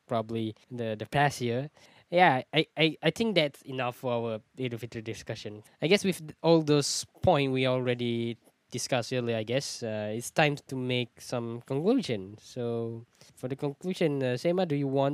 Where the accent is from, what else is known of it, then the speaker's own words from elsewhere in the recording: Malaysia; I'm from Malaysia